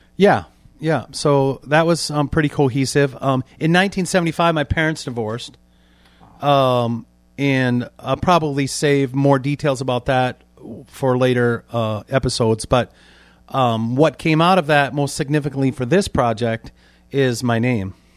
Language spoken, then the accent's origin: English; Warsaw, Indiana, United States; I was born in December nineteen sixty-four, Warsaw, Indiana is my birthplace